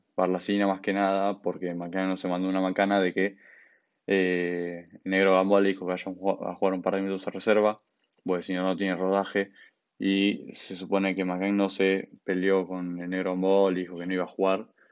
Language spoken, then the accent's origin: Spanish; Buenos Aires, Argentina; soy de Buenos Aires, nunca viví en Rosario y aunque sea de Buenos Aires y ser porteño